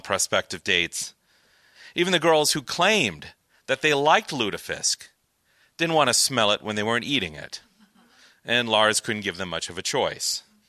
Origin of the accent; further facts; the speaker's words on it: Hastings, Minnesota, United States; my hometown of Hastings, Minnesota